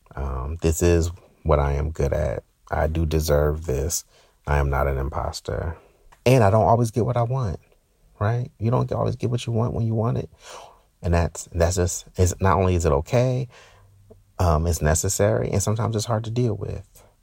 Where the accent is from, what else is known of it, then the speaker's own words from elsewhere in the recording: Newark, New Jersey, United States; moved away; I'm from Newark